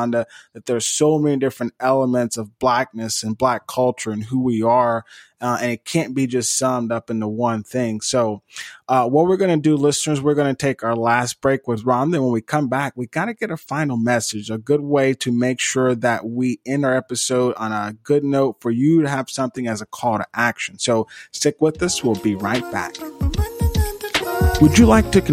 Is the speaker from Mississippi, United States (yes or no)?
yes; Eupora, Mississippi, United States; growing up in Eupora